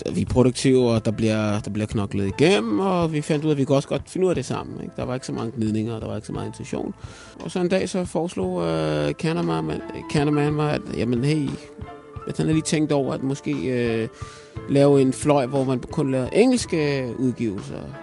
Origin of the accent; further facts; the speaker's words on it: Kokkedal, Capital Region of Denmark, Denmark; Danish is a second language; voksede op i Kokkedal, som, og umiddelbart er Kokkedal Nordsjælland